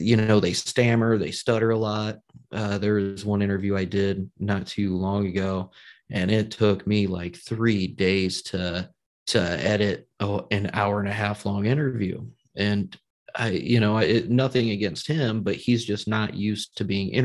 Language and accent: English; Indiana, United States; I'm from Indiana